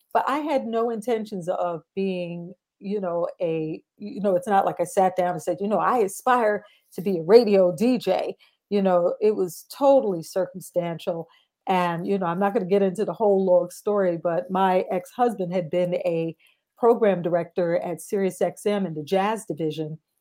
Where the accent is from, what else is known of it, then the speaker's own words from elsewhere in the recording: New York City, New York, United States; I'm in Brooklyn, New York. That is my hometown